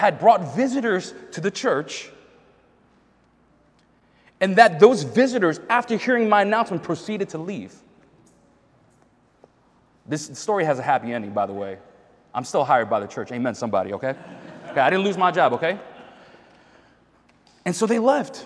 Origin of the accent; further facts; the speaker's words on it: New York, United States; now in Boston, United States; I'm from New York.